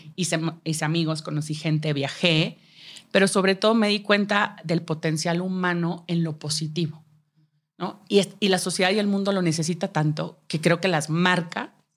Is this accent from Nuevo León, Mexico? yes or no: yes; Monterrey, Nuevo León, Mexico; moved away as an adult; now in Mexico City, Mexico; yo soy de Monterrey, eh, crecí y estudié ahí